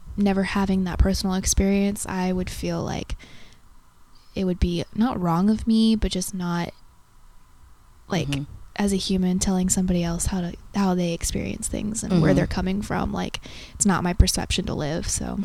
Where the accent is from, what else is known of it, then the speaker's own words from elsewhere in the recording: outside of Chicago, Illinois, United States; I'm from outside of Chicago, but close enough.